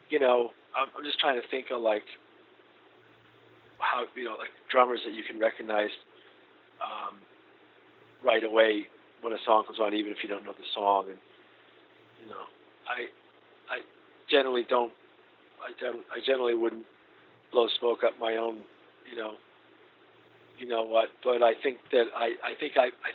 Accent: Boston, Massachusetts, United States; moved away as an adult; also born or lived in New Orleans; I met him in Boston, and that's my hometown

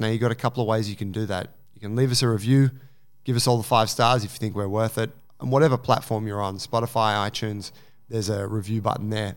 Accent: Sydney, New South Wales, Australia; I'm from Sydney, Australia

